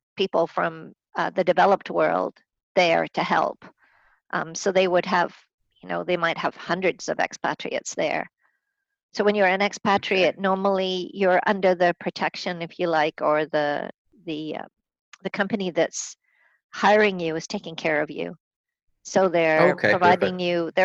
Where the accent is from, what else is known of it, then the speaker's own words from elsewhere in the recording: England, United Kingdom; moved away as an adult; also born or lived in Scotland / Middle East; now in Vancouver, Canada; I'm originally from Scotland. I was born in Scotland. I grew up in, mostly in England.